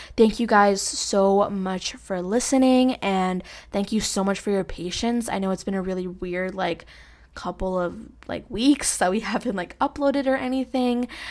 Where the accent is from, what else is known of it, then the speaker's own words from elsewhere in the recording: New York City, New York, United States; Jackson Heights, Queens, New York. Like, I grew up there